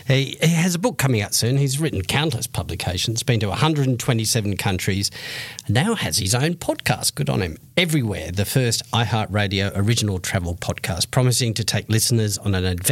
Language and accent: English; Western Australia, Australia; after he'd visited my home state, Western Australia.